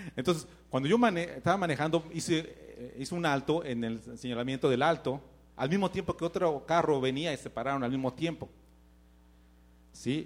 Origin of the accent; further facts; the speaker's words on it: Mexico; moved away; Yo tenía necesidades en México